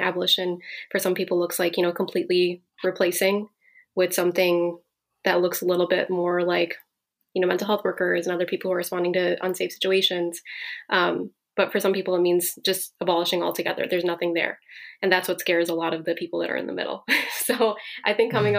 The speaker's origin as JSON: {"language": "English", "town": "Minneapolis", "region": "Minnesota", "country": "United States", "moved": "yes", "lives_now": "Chicago, United States", "said": "I'm here from Minneapolis"}